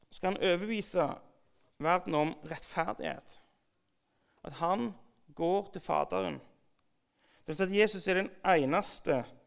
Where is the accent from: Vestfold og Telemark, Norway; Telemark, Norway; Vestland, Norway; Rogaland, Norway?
Rogaland, Norway; Sandnes; jeg vokste opp på bedehuset på Gandal.